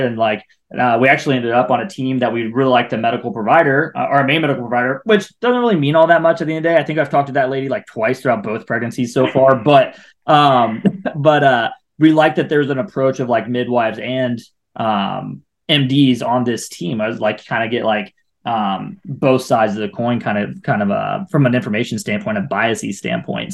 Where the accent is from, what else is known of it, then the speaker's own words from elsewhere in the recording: Ohio, United States; now in Atlanta, United States; I'm from Ohio